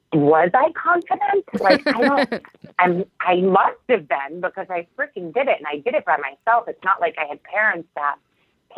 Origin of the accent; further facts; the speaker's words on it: Syracuse, New York, United States; moved away as an adult; I am from Syracuse, New York, and I attended a community college right after high school, Onondaga Community College.